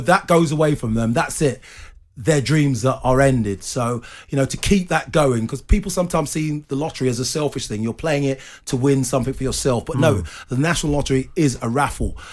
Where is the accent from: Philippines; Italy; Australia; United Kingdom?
United Kingdom; London; I was born in Hackney, so all I knew was football up until the age of 11